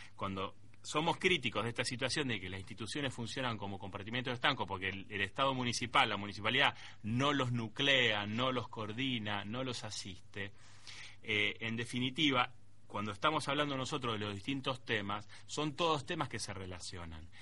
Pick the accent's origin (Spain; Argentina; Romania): Argentina; nosotros como argentinos